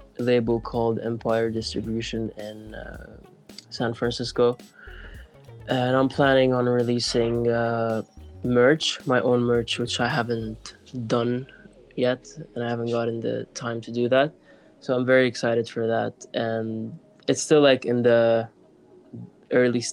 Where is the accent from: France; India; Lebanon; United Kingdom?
Lebanon; moved away; also born or lived in Kuwait / Oslo / Stockholm; where I grew up in Lebanon